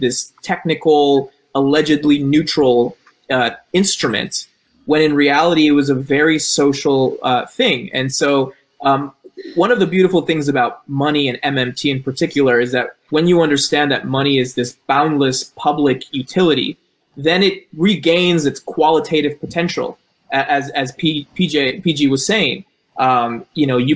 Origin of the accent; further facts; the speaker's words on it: Colombia; I'm from Colombia